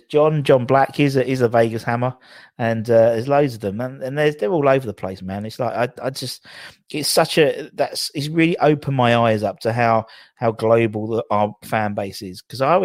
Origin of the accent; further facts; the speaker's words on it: London, United Kingdom; accent: Cockney; for some reason I became more Cockney because they always thought I was from Australia, and so I became even more Danny Dyer.